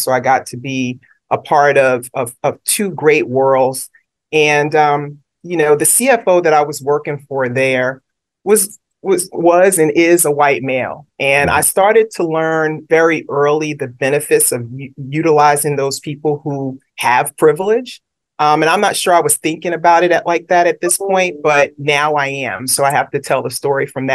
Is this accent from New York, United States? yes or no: yes; New York City, New York, United States; moved away; also born or lived in Brooklyn; I was born in Brooklyn, raised in Queens. So always a shout out to New York City.